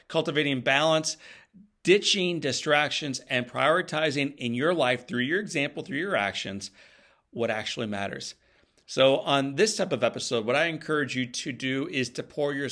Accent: St. Louis, Missouri, United States; My hometown of St. Louis

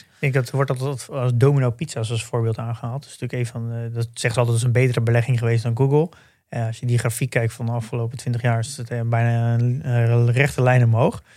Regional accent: Netherlands; als Nederlanders

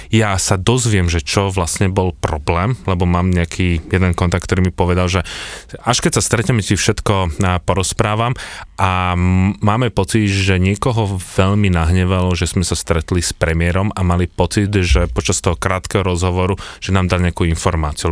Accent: Slovakia; odkiaľ som ja, že zo Slovenska

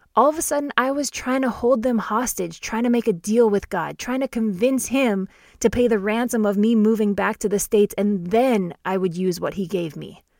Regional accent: Canada; I'm Canadian, born and raised

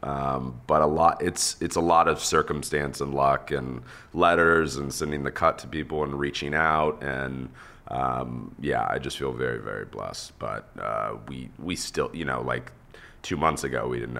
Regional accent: Texas, United States; I grew up in Texas

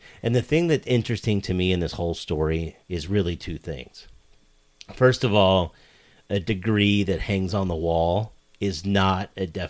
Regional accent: Midwest, United States; We grew up here in the Midwest.

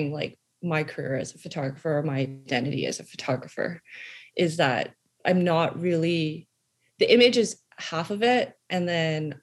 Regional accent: Calgary, Alberta, Canada; I was born in Calgary, Alberta

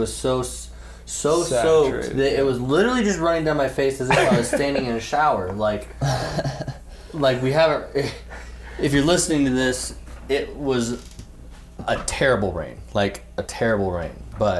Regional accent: Oregon, United States; I'm from Oregon

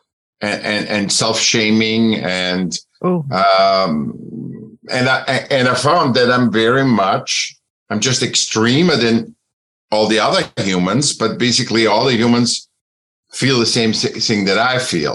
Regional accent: Vienna, Austria; I was born in Vienna, was a sick child. I got into school when I was seven

